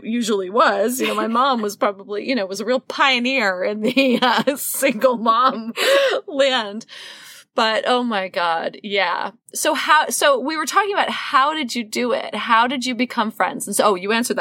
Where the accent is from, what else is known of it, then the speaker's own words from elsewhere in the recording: New York City, New York, United States; I grew up in New York City, classic New York apartment